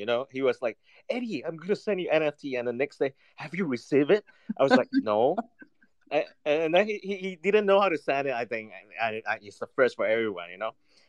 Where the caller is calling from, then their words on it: South China, China; I'm in south of China, actually.